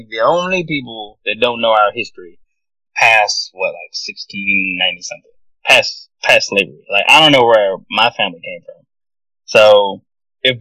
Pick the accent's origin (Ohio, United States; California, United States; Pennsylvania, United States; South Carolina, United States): South Carolina, United States; I'm from South Carolina